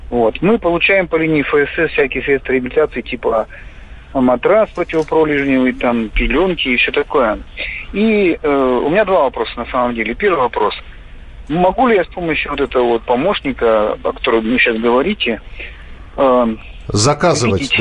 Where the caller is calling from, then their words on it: Krasnoyarsk, Krasnoyarsk Krai, Russia; я из Красноярска звоню